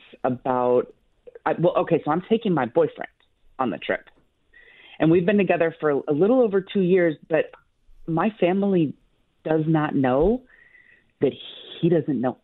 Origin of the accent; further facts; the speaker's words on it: Detroit, Michigan, United States; moved away as an adult; So I'm originally from Detroit. I grew up there